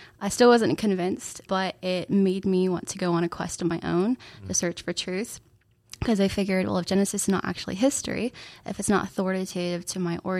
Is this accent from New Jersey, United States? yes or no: no; Orlando, Florida, United States; now in Kentucky, United States; Yeah, so I grew up in Orlando, Florida. I used to live 5 minutes from Disney World. So there was palm trees and sunshine.